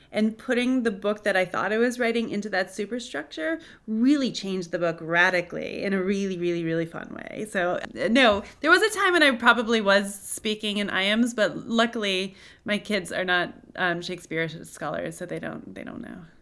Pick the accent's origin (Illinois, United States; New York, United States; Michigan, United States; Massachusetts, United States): New York, United States; Cooperstown; I'm from Cooperstown, New York.